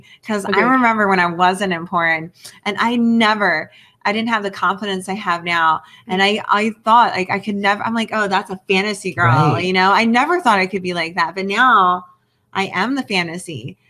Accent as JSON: {"language": "English", "region": "New Jersey", "country": "United States", "said": "I'm from South Jersey. Like, it's very, like, redneck, southern type thing."}